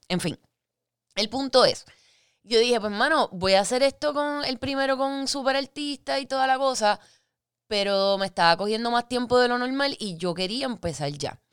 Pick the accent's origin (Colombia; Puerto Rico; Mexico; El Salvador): Puerto Rico; Guaynabo; also born or lived in Fajardo; yo soy de Guaynabo nacida y criada, pero también a la misma vez criada en Fajardo, entre Guaynabo y Fajardo.